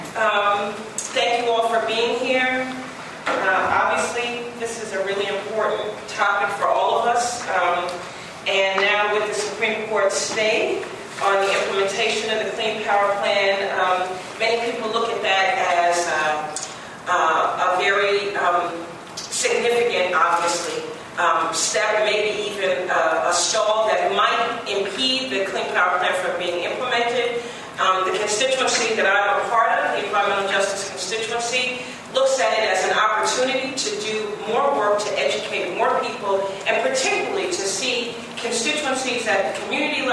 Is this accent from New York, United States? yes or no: yes; New York, United States; I am originally from New York, from Congressman Charles Rangel's district.